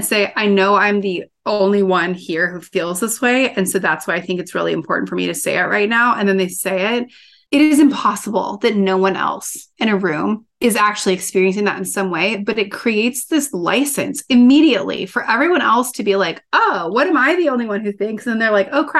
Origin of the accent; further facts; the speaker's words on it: Midwest, United States; I grew up in the Midwest